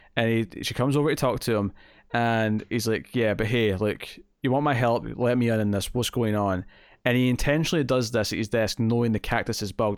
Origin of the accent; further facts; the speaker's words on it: Scotland, United Kingdom; We're proud to be Scottish